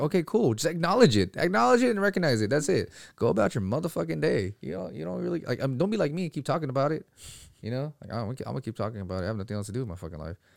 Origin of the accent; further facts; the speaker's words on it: Philippines; moved away; I'm from the fucking Philippines.